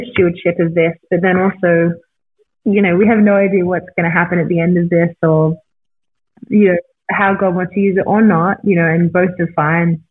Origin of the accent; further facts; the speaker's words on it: Australia; moved away as an adult; now in Newport Beach, United States; I'm Australian and I've never desired to live in America.